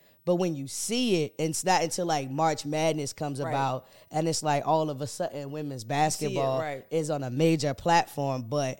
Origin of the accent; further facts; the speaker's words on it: Elizabeth City, North Carolina, United States; so growing up in Elizabeth City, it's a small town.